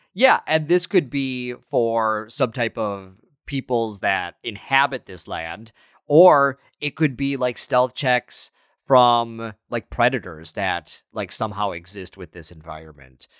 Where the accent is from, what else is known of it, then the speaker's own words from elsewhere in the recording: Minnesota, United States; I'm from Minnesota